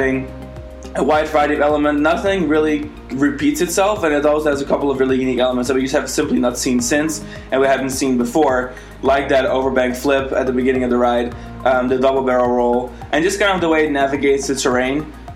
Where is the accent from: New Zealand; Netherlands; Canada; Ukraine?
Netherlands; now in Florida, United States; I am from the Netherlands.